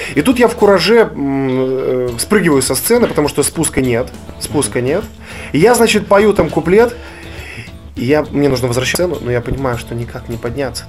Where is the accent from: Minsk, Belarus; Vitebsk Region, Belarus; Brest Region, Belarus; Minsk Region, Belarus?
Brest Region, Belarus; Kobryn; moved away; also born or lived in Grodno; у меня на родине, в городе Кобрине.